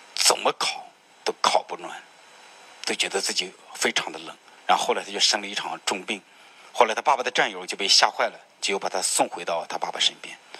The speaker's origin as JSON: {"language": "Chinese", "country": "China", "said": "我们作为中国人"}